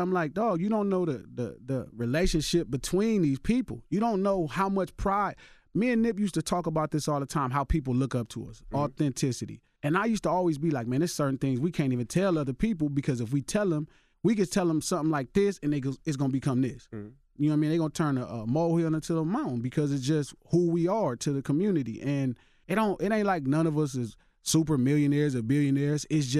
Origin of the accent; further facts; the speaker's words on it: Los Angeles, California, United States; Yeah, I'm from Watts.